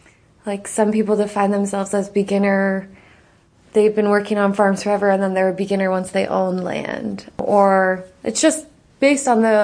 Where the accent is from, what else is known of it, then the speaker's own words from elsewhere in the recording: Pennsylvania, United States; I'm originally from Pennsylvania, but I've lived a lot of places in between, so I don't usually say Pennsylvania anymore.